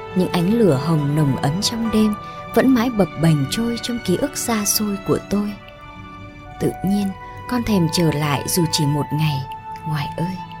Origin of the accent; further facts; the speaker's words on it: My Thanh village, Hiep Duc, Quang Nam, Vietnam; làng Mỹ Thạnh thuộc Hiệp Đức, Quảng Nam quê tôi nghèo